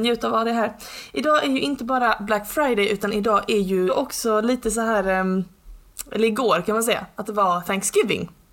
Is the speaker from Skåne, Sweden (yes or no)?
yes; Skåne, Sweden; som skåning